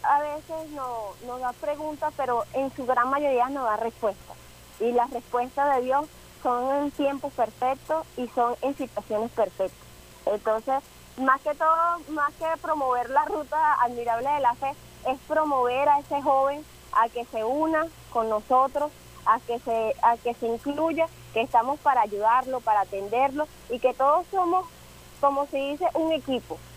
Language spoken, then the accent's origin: Spanish; Venezuela; nosotros como venezolanos somos muy marianos